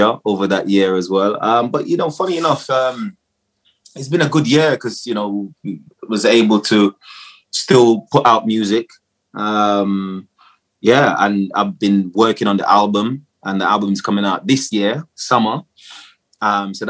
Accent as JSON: {"language": "English", "country": "Jamaica", "tie": "born or raised there", "moved": "yes", "said": "I was born in Jamaica, so I grew up in Jamaica. And then I came over here to live with my dad."}